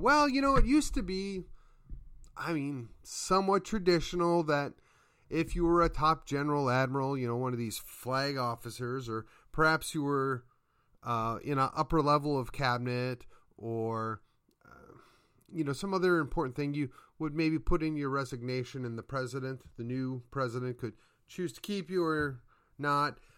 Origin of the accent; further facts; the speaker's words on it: Midwest, United States; now in Texas, United States; I'm from the Midwest, and we're clearly not Yankees.